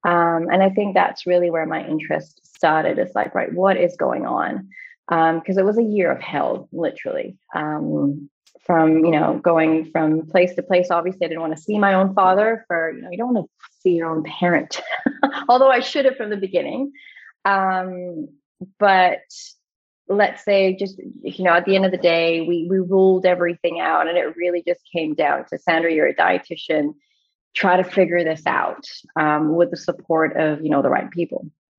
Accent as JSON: {"language": "English", "region": "Dubai", "country": "United Arab Emirates", "tie": "born or raised there", "also_born_or_lived": "Australia", "said": "So I am Australian-born of Greek, Egyptian origin, and I did grow up in the Middle East. So I grew up in Dubai back in the 80s and 90s."}